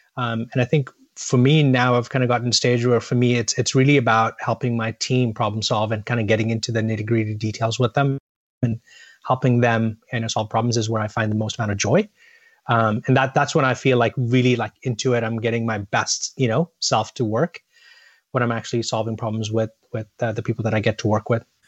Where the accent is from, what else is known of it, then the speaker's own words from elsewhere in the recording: India; also born or lived in Boston, United States; I was born in Boston, but my family moved back to India when I was about a year old. Um, so as a ten-year-old, I was a kid growing up in India